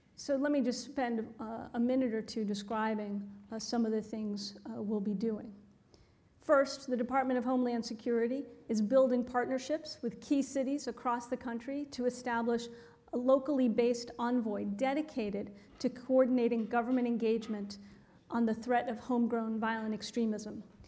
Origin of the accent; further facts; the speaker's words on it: Boston, Massachusetts, United States; moved away; my hometown, our hometown